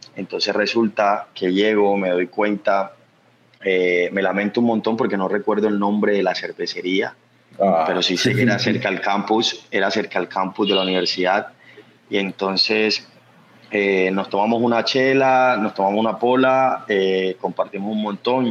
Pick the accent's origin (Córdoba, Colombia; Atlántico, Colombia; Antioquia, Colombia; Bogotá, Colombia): Córdoba, Colombia; Planeta Rica; now in Medellín, Colombia; yo no nací en Medellín, yo nací en un pueblo que se llama Planeta Rica, Córdoba.